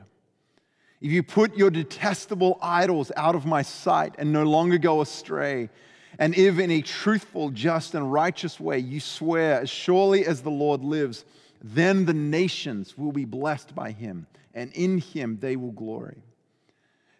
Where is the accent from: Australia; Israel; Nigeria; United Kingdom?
Australia; Adelaide, South Australia; moved away; we lived kind of in the outskirts of Adelaide, South Australia, on what we call a hobby farm